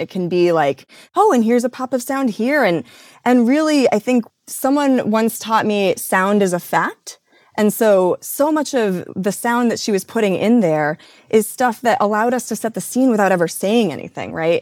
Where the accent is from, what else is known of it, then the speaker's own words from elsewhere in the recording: Midwest, United States; I grew up in the Midwest